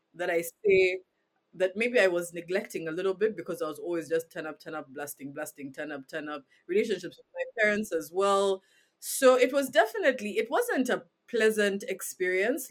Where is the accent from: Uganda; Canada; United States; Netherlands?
Uganda; growing up in Uganda